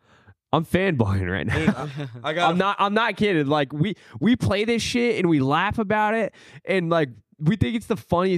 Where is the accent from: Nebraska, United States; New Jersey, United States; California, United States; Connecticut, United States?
Nebraska, United States; Omaha; Omaha, Nebraska. That's right on the edge of Nebraska and in Iowa.